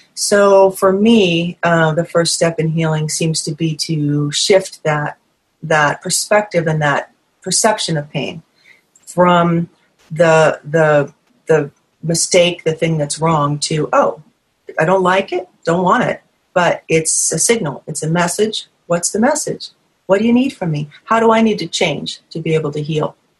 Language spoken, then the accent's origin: English; New England, United States; moved away; I'm from New England originally.